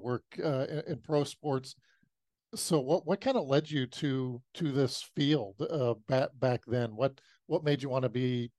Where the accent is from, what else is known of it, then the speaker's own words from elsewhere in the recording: Colorado, United States; Well, we came from Colorado.